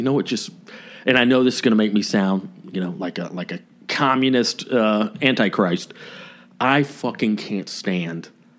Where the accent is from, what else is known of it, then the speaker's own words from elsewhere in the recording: the South, United States; I'm proud to be from the South